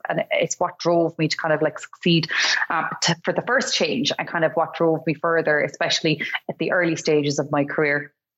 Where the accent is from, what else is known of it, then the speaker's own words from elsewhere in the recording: Cork, Munster, Ireland; I come from Cork.